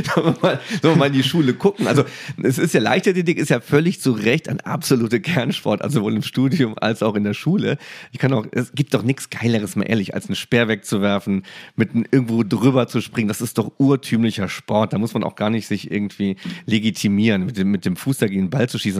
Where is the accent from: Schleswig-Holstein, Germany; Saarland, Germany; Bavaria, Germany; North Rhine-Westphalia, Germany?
Saarland, Germany; Ich bin im Saarland aufgewachsen